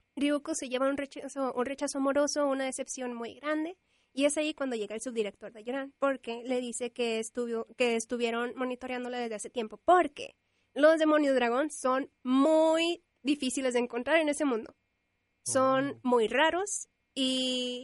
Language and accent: Spanish; Monterrey, Nuevo León, Mexico; soy regiomontana, nací en Monterrey y vivo en Monterrey